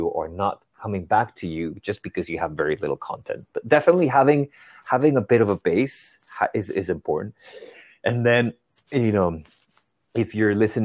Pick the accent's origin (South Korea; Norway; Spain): Spain; moved away as an adult; now in New York City, United States; I grew up in Spain